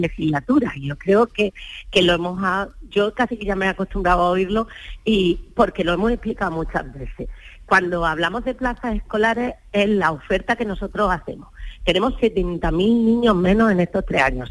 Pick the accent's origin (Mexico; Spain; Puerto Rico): Spain; Almería, Andalusia; yo soy de Almería